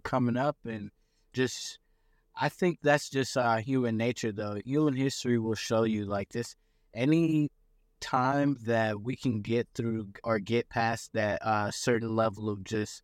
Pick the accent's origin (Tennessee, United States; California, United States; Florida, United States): California, United States; Los Angeles; I'm American born. I was actually born, Los Angeles. My mom, my dad were born in Jamaica. I'm like first generation American